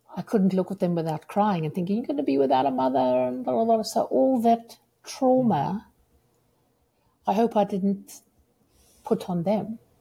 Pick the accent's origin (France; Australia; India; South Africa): South Africa; moved away as an adult; also born or lived in United Kingdom; now in Seattle, United States; as a South African